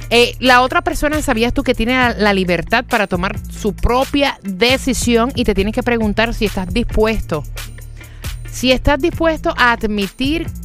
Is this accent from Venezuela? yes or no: yes; Venezuela; Yo, soy, yo, soy, venezolano, vale. ¡Eh, Venezuela!